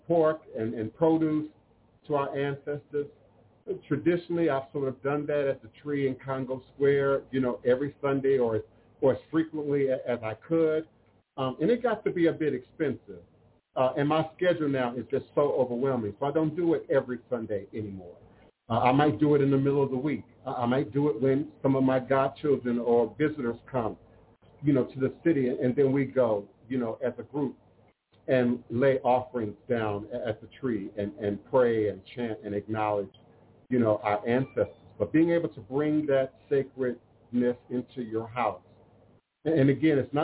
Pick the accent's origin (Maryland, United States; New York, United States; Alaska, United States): Maryland, United States; Coral Hills; moved away; I grew up in Coral Hills, Capitol Hills, Maryland